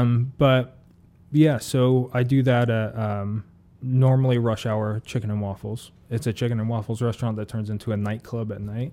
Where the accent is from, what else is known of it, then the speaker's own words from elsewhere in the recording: Ohio, United States; moved away; I'm from Ohio originally